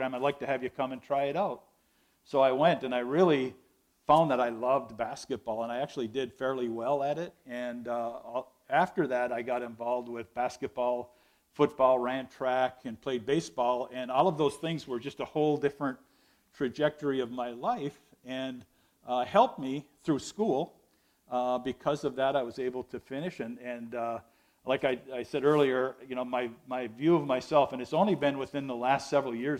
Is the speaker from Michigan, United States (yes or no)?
yes; Ishpeming, Michigan, United States; But I was raised, born and raised in Ishpeming, Michigan, in a non-Christian home.